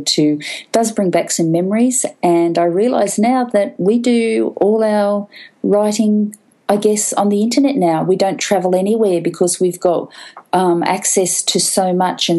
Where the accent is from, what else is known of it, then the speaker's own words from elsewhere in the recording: Goulburn, New South Wales, Australia; moved away; I went back to my hometown of Goulburn, where I grew up